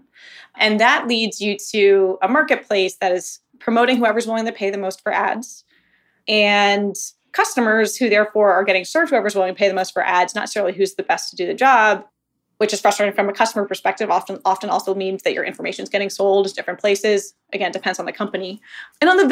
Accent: Boston, Massachusetts, United States; moved away as an adult; also born or lived in Washington, District of Columbia, United States / overseas; now in Birmingham, United States; I'm originally from the Boston area and had lived in DC around the times I was living abroad

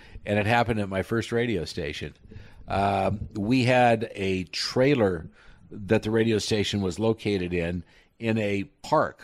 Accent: near Sterling, Colorado, United States; born or raised there; moved away; also born or lived in Sidney, Nebraska

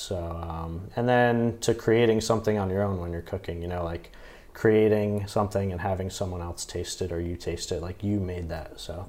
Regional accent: Toms River, New Jersey, United States; also born or lived in Bayonne, New Jersey; So grew up there, lived there most of my life, then actually lived in Bayonne for 2 years, and then back down to Toms River.

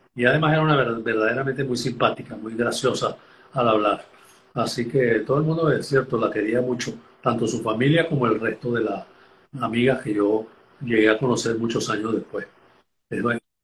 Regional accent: Los Teques, Miranda, Venezuela; accent: venezolano; moved away as an adult; tanto mi hermano como yo, nacimos en Los Teques también

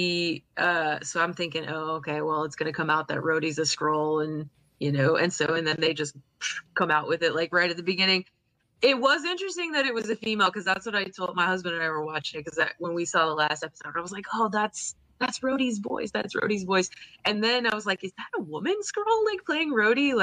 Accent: United States

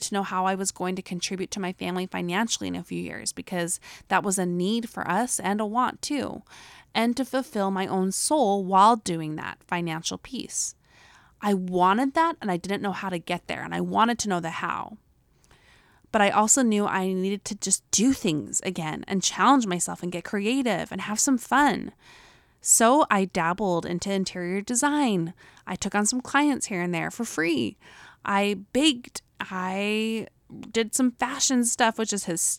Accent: Utah, United States; accent: Utah; my Utah accent

